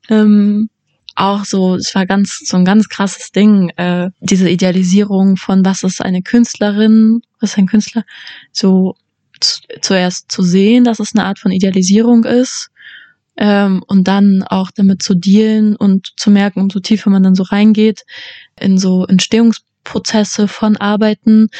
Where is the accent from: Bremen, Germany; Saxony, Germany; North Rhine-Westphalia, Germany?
Saxony, Germany; Leipzig; moved away as an adult; now in Vienna, Austria; Ich war das erste Mal gestern in meiner Heimatstadt